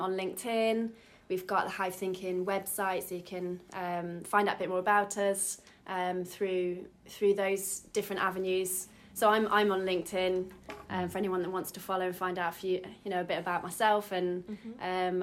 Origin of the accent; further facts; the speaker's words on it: Derby, East Midlands, United Kingdom; moved away as an adult; I'm originally from Derby, moved back um, after 10 years away